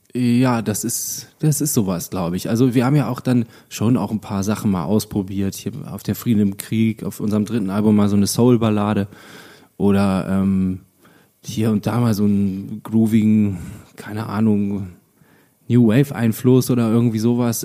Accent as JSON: {"language": "German", "area": "Lüchow", "region": "Lower Saxony", "country": "Germany", "tie": "born or raised there", "said": "in Lüchow, das ist eine kleine Stadt in meiner Heimat"}